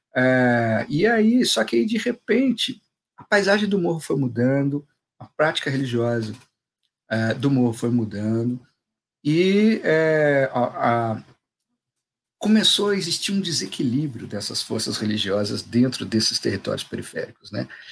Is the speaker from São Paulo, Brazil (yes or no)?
no; Juiz de Fora, Minas Gerais, Brazil; eu sou de Juiz de Fora, né? cidade mineira, coladinha no Rio, mas mineiro, sou, sou o cara mais mineiro que eu conheço.